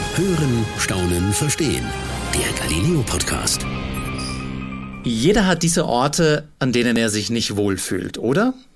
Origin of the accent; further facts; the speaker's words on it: Austria; als Österreicher